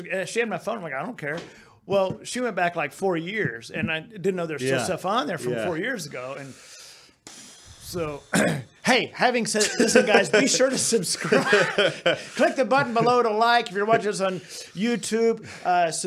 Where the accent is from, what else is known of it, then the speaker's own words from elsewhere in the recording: Pennsylvania, United States; My home state.